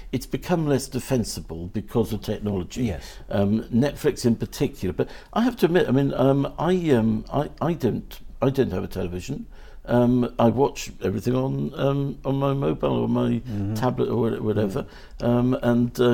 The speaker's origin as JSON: {"language": "English", "region": "South Wales", "country": "United Kingdom", "moved": "yes", "said": "I'm from South Wales originally"}